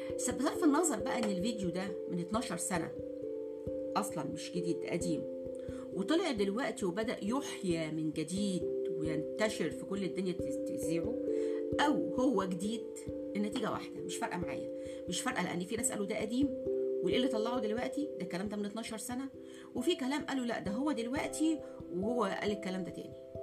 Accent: Egypt; احنا مصري سواء مسلم مسيحي

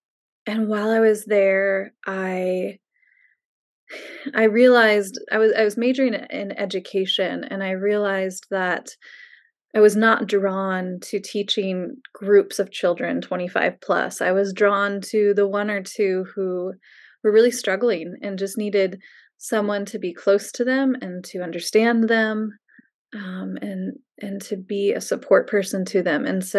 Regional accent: Missouri, United States; moved away as an adult; also born or lived in St. Louis, Missouri; I grew up in Missouri, born in St. Louis, and then moved about 45 minutes west of St. Louis when I was only 3 or 4 years old. And then I lived in the same house from age 4 until I left for college

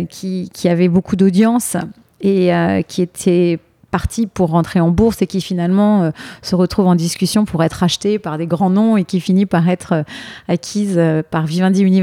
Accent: Rueil-Malmaison, Île-de-France, France; moved away as an adult; now in New York, United States; j'ai grandi dans l'ouest parisien, à

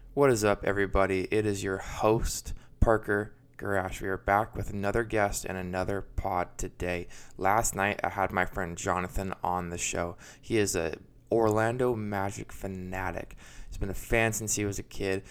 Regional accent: Vancouver, British Columbia, Canada; moved away; I'm originally from Vancouver, Canada.

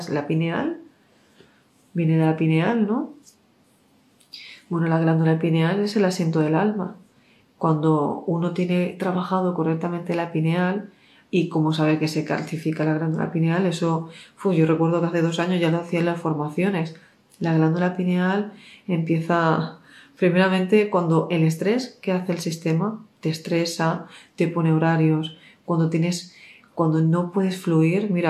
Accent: Mexico; Yo soy de México, mejor en Teotihuacán.

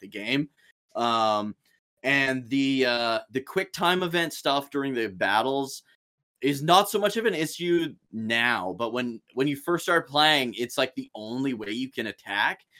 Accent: Saskatchewan, Canada; the city I live in right now, which is about forty-five minutes from my hometown

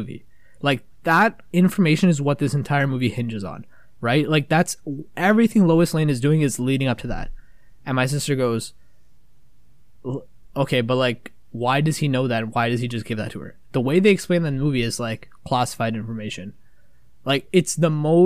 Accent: Canada; We're fucking from Canada.

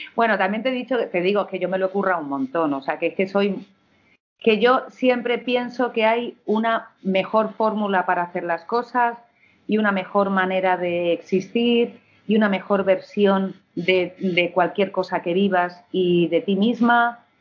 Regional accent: Madrid, Community of Madrid, Spain; also born or lived in Villanueva de Alcardete, Toledo; soy hedionda de Madrid, pero soy hedionda de Madrid

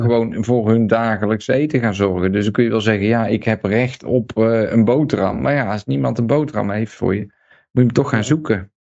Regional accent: Netherlands; moved away as an adult; also born or lived in Breda; now in Serbia

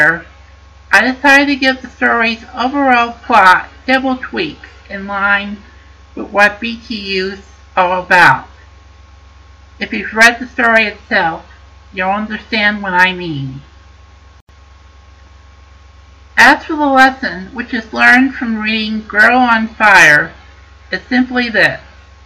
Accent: Connecticut, United States; my home state of Connecticut

